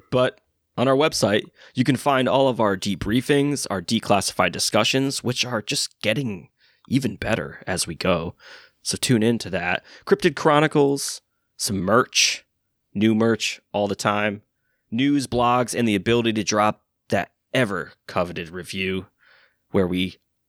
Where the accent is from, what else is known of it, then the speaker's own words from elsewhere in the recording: New England, United States; We're from New England